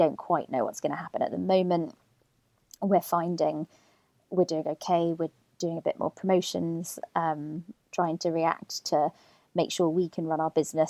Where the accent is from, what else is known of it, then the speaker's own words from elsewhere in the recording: Birmingham, West Midlands, United Kingdom; I grew up in Birmingham, don't sound like it, but suburbs of Birmingham.